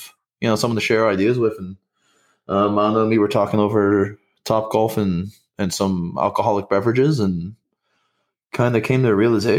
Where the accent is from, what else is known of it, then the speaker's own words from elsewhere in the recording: Miami, Florida, United States; moved away as an adult; now in Orlando, United States; Grew up, born and raised in Miami, moved up to Orlando coming up almost 7-8 years ago now.